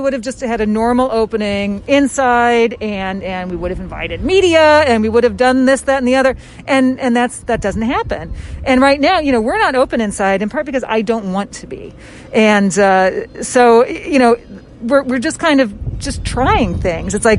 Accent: Indiana, United States; now in Philadelphia, United States; I'm a Hoosier. I'm from Indiana.

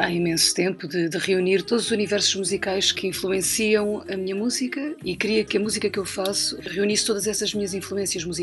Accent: Ribatejo, Portugal; born there; e por isso é que eu nasci no Ribatejo e o meu irmão, por exemplo, nasceu em Paredes, ao lado do Porto.

